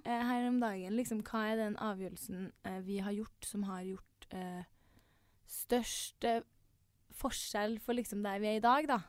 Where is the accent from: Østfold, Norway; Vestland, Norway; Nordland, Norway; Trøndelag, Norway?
Trøndelag, Norway; Trondheim; vi er jo begge fra Trondheim